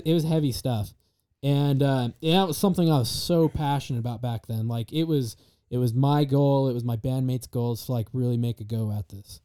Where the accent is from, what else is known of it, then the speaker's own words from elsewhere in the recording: Star Valley, Wyoming, United States; now in Idaho, United States; I'm from Star Valley, Wyoming.